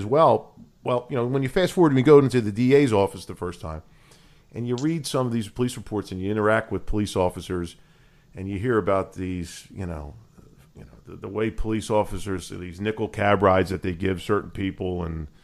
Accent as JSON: {"language": "English", "town": "Philadelphia", "region": "Pennsylvania", "country": "United States", "tie": "born or raised there", "said": "I grew up in Northeast Philadelphia with a lot of these Philadelphia cops that you see on TV, went to high school with a bunch of them at Archbishop Ryan"}